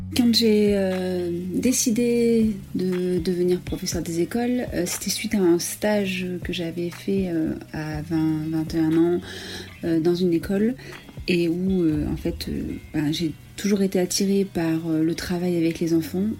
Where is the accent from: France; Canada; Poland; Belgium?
France; Ardèche, Auvergne-Rhône-Alpes; j'ai 35 ans, je viens d'Ardèche